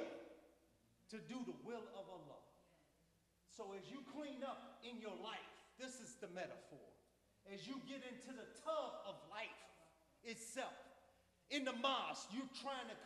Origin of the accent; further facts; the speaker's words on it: Chicago, Illinois, United States; I'm from Chicago